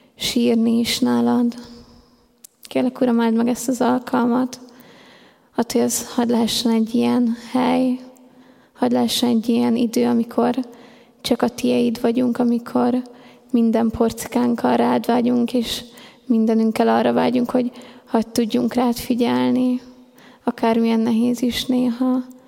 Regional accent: Hungary; én mindig is ebbe a gyülekezetbe jártam, itt nőttem fel, ide jártam 12 évig a Refibe

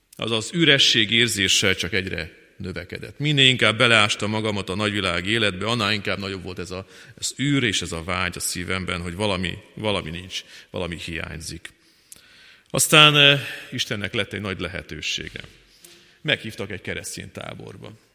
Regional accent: Fornos, Zakarpattia Oblast, Ukraine; moved away as an adult; now in Kecskemét, Hungary; 1973-ban eh, születtem meg eh, Fornoson, Munkács mellett egy kis faluban

